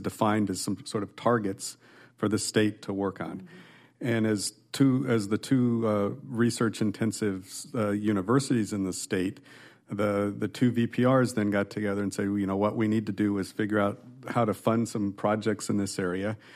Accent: Nebraska, United States; moved away as an adult; also born or lived in California / Texas; now in Iowa, United States; I'm a Midwesterner, born and raised in Nebraska

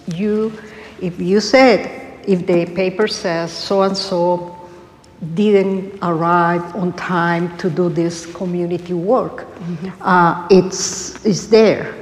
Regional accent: Colombia; moved away; I grew up in Latin America, in Colombia

